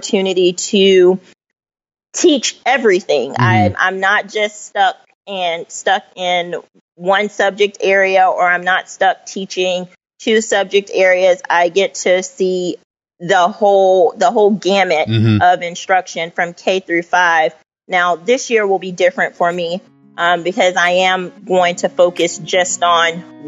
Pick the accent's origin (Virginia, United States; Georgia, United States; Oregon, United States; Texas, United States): Georgia, United States; Cobb County, north of Atlanta; also born or lived in Tennessee; I was raised just north of Atlanta in Cobb County.